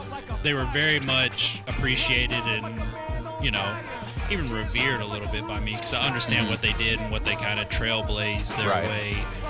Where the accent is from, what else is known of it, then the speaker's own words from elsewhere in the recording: Colorado, United States; growing up in Colorado